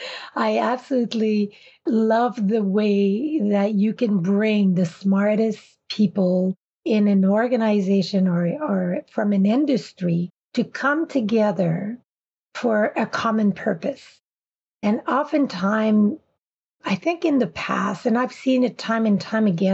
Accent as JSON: {"language": "English", "region": "Quebec", "country": "Canada", "tie": "born or raised there", "also_born_or_lived": "Vancouver / Île-à-la-Crosse, Saskatchewan / Regina, Saskatchewan", "first_language": "French", "second_language": "English", "moved": "as an adult", "lives_now": "Saskatchewan, Canada", "said": "I was born and raised in Quebec and French was my first language."}